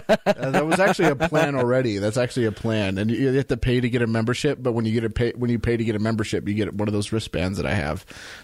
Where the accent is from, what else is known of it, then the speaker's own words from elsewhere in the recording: Southern California, United States; I'm from Southern California.